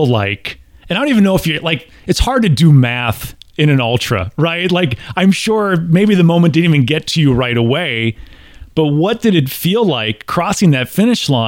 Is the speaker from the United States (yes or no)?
yes; Midwest, United States; moved away; As a Midwesterner myself, us Midwesterners